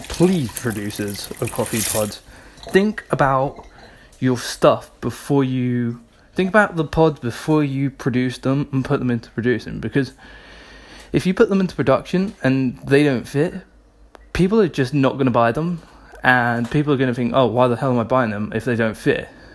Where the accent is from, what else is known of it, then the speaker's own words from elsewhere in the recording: United Kingdom; we're British